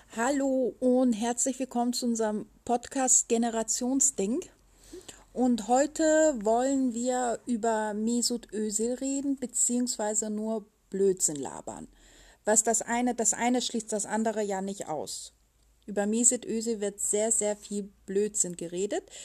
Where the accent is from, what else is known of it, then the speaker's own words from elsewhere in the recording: Germany; als Deutscher